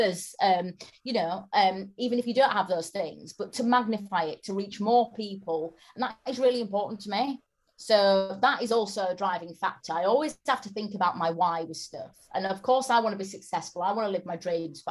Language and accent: English; Bradford, Yorkshire and the Humber, United Kingdom; I'm from Bradford, which is an area with a lot of poverty